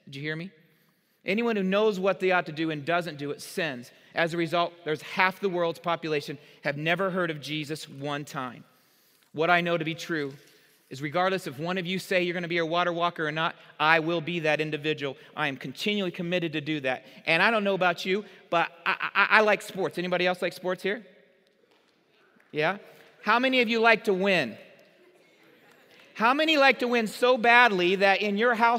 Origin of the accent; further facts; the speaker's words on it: Marion, United States; growing up in Marion